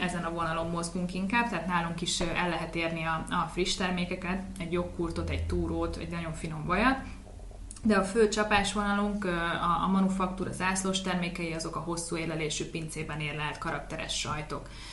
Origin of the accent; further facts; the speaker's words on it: Veszprém, Veszprém County, Hungary; moved away as an adult; also born or lived in Budapest; osztálytársak voltunk itt Veszprémbe, a Betési Albert hmm. gimnáziumba